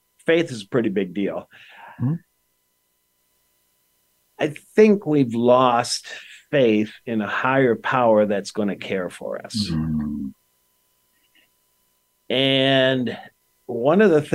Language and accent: English; Detroit, Michigan, United States; also born or lived in Grosse Pointe, Michigan; I grew up in Detroit in the 1960s, and we had race riots